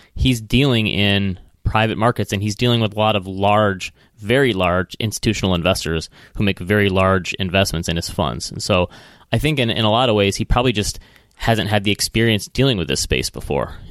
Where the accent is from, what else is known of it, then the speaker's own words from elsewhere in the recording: Midwest, United States; accent: Midwestern; my Midwestern accent